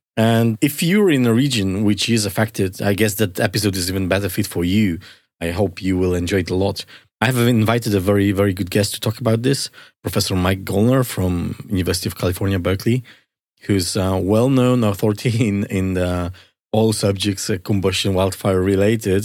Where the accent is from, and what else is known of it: Poland; moved away